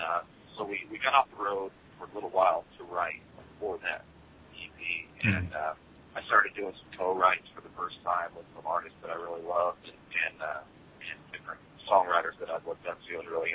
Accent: Sandpoint, Idaho, United States; moved away as an adult; now in Nashville, United States; we're originally from Idaho, believe it or not, like middle of nowhere.

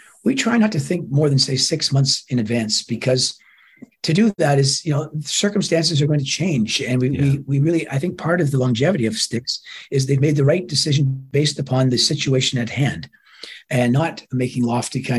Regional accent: Toronto, Ontario, Canada; my hometown, Toronto.

